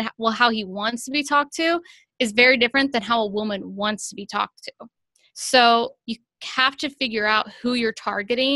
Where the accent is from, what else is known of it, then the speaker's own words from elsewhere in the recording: Ohio, United States; I grew up in Ohio